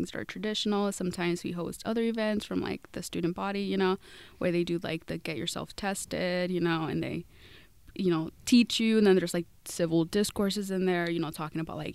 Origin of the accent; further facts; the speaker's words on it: California, United States; now in Oregon, United States; I'm not from Oregon, so I'm from California, so I was kind of familiar with, like, Californian universities